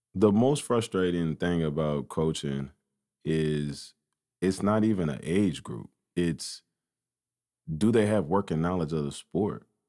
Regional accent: United States; I grew up on Elm Street right off twenty-third and Cook, East Side.

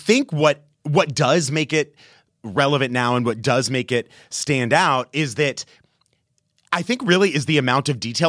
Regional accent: Texas, United States; I grew up in Texas.

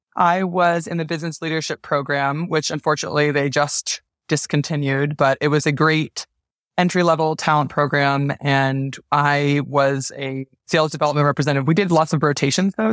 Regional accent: New Jersey, United States; now in New York City, United States; I'm from New Jersey. I live in New York City

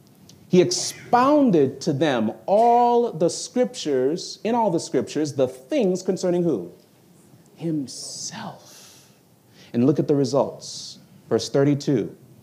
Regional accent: New York, United States; born there; I am from Jamaican descent, though I was born in New York.

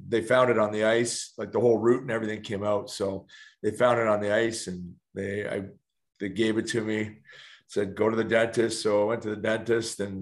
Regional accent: London, Ontario, Canada; I'm in London, Ontario. Okay. That's where I'm from, London.

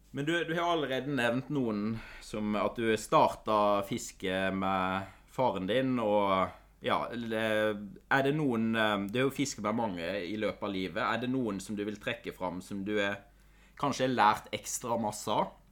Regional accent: Telemark, Norway; jeg er fra Kvitsøy i Telemark

